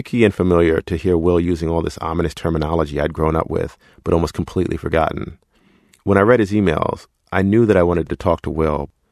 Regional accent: New York City, New York, United States; I grew up in Queens

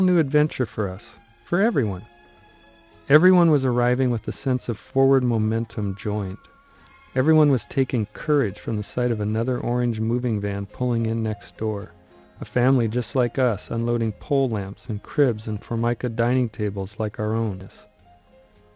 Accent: Mediterranean California, United States; she was determined to invent this Irishness for us in the middle of Mediterranean California

